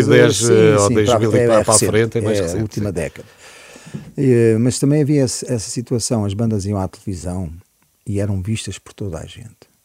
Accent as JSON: {"language": "Portuguese", "town": "Sá da Bandeira", "region": "Huíla", "country": "Angola", "tie": "born or raised there", "also_born_or_lived": "Lisbon, Portugal / Tete, Mozambique", "lives_now": "Portugal", "said": "cresci, a minha infância foi passada em grande parte em, em África."}